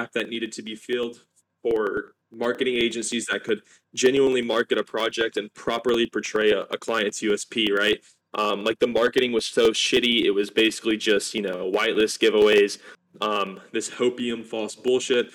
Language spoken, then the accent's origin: English; Alabama, United States; I'm from Alabama, United States.